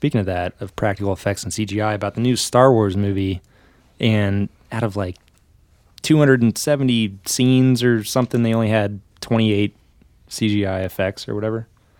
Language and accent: English; Des Moines, Iowa, United States; They would. I'm from Des Moines.